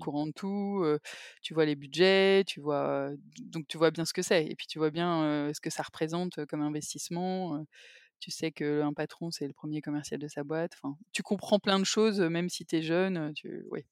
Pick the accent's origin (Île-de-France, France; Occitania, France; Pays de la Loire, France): Île-de-France, France; Paris; also born or lived in England; je suis parisienne, j'ai, fait mes études à Paris